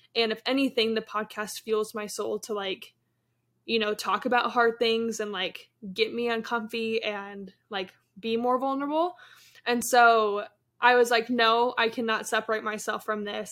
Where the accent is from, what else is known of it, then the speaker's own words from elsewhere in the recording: Yakima, Washington, United States; now in Kansas City, United States; I'm twenty-three, from Kansas City, originally from Yakima, Washington